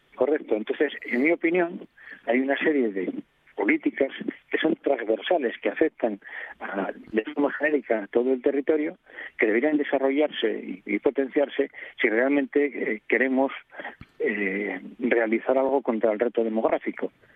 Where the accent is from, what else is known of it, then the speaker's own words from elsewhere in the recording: a council neighbouring Salas, Asturias, Spain; Marca, que es de donde soy yo